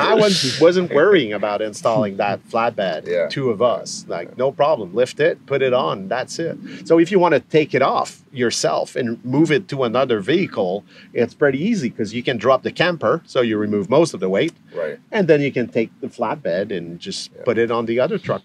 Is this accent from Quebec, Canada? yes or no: yes; Quebec, Canada; we're from Quebec